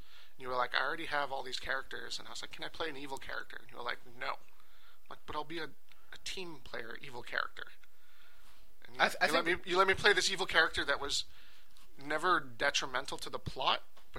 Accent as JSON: {"language": "English", "region": "the South", "country": "United States", "said": "I'm from the South, and I don't have an accent."}